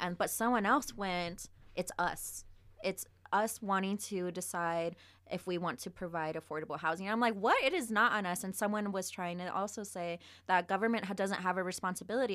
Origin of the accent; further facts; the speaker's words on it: Las Vegas, Nevada, United States; moved away; also born or lived in Reno, Nevada; I was born in Reno, but I grew up on the east side of Vegas